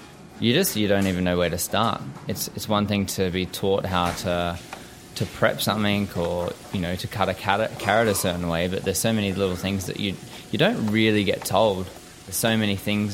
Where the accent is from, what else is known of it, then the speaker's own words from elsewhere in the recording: Caloundra, Queensland, Australia; moved away as an adult; also born or lived in Sydney; I grew up in Caloundra on the Sunshine Coast in Queensland.